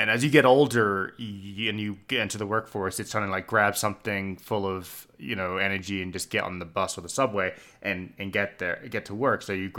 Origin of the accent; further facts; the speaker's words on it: Hong Kong; And like where we grew up in Hong Kong, the expat community was overwhelmingly Australian, New Zealand, and British.